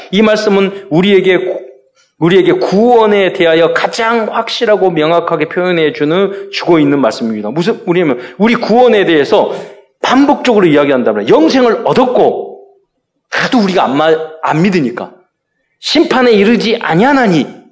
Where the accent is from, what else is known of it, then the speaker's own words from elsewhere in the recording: South Korea; 저는 대한민국 시민권을 가진 자로서